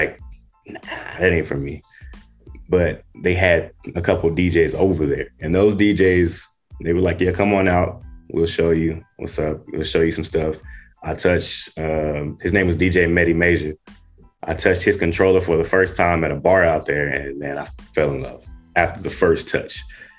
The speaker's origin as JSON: {"language": "English", "town": "Dallas", "region": "Texas", "country": "United States", "tie": "born or raised there", "also_born_or_lived": "Magnolia, Arkansas", "moved": "as an adult", "lives_now": "Los Angeles County, United States", "said": "I'm originally from Magnolia, Arkansas. That's where I was born at, but I was raised in Dallas, Texas."}